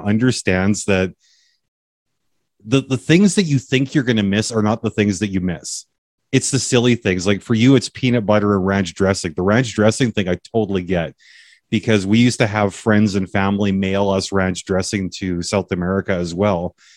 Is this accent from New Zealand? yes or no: no; Canada; all of my years of being Canadian